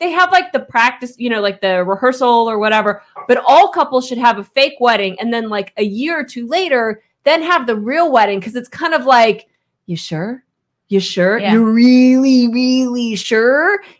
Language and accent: English; Kansas, United States; And I am from Kansas.